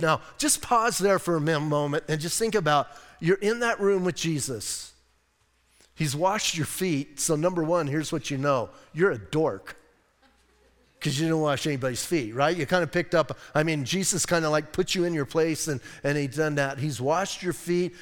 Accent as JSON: {"language": "English", "town": "Bisbee", "region": "Arizona", "country": "United States", "said": "I'm from Bisbee"}